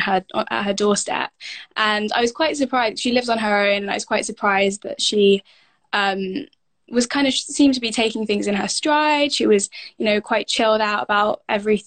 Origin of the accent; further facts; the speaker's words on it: South India, India; where I'm from in South India